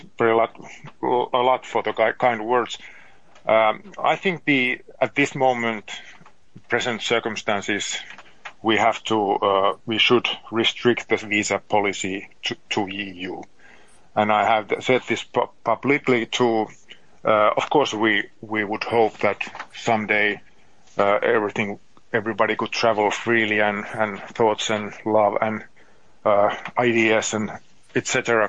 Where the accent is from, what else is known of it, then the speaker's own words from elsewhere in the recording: Lappeenranta, South Karelia, Finland; many companies in my hometown, Lappeenranta, and in this area